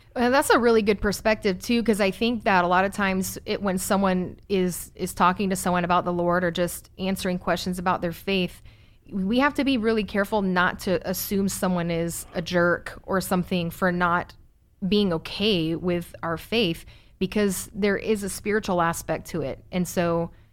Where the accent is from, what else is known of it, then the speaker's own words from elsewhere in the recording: Virginia Beach, Virginia, United States; We grew up in Virginia Beach.